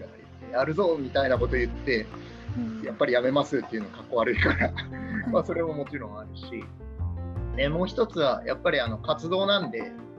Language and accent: Japanese; Uwajima, Ehime, Japan; born or raised there; moved away as an adult; also born or lived in Tokyo